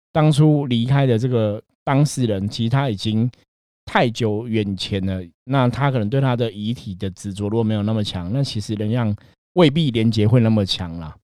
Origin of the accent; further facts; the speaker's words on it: Taiwan; 我们台湾人讲偷工啊